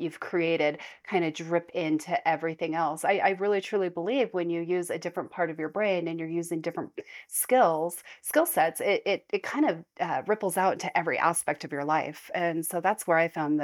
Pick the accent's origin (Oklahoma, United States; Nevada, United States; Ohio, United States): Nevada, United States; moved away as an adult; now in Utah, United States; we grew up in Nevada